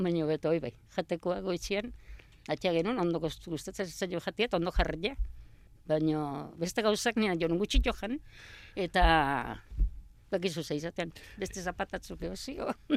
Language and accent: Basque; Hernani, Basque Country, Spain; also born or lived in Astigarraga; Hernani jaio